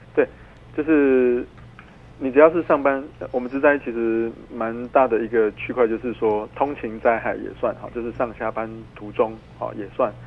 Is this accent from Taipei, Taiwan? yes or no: no; Tainan, Taiwan; 之前我们台南有一个判决哈